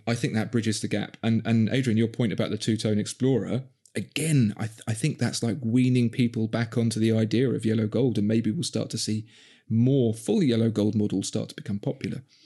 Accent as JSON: {"language": "English", "region": "London", "country": "United Kingdom", "tie": "born or raised there", "accent": "Cockney", "said": "born and bred in Southeast London"}